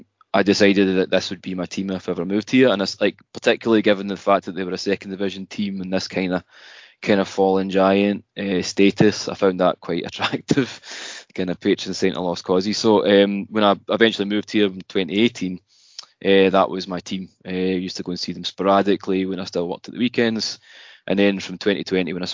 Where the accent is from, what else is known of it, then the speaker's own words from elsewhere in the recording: Kilmarnock, Scotland, United Kingdom; moved away as an adult; now in Japan; I'm originally from Scotland, as you could probably tell by the accent. I'm a Kilmarnock fan. Grew up in Kilmarnock, hometown.